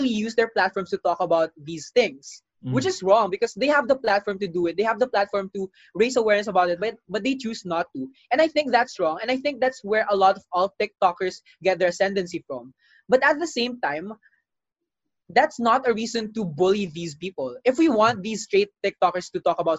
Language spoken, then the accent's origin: English; Philippines; we were able to come together as Filipino people